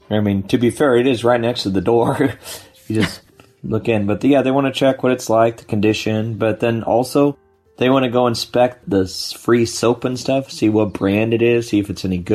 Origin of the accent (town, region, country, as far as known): United States